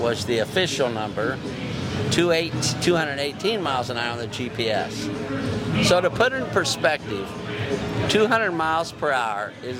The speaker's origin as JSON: {"language": "English", "town": "St. Louis", "region": "Missouri", "country": "United States", "said": "from St. Louis."}